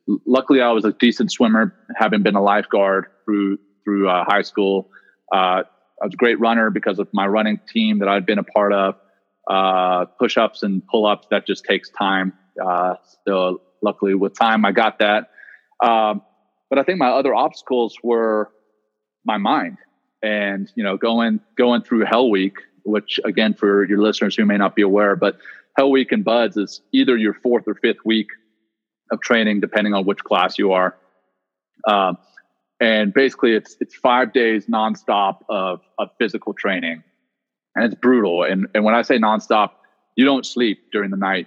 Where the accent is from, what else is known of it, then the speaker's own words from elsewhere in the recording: Louisiana, United States; also born or lived in South Africa; I grew up in Louisiana